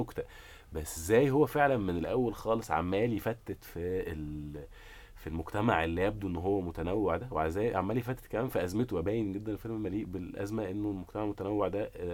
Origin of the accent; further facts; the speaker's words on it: Egypt; انا مواطن مصري